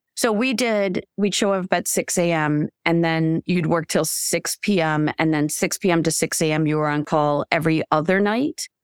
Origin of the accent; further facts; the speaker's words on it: Michigan, United States; moved away as an adult; also born or lived in Chicago / Saint Louis; I was, uh, born and raised in Michigan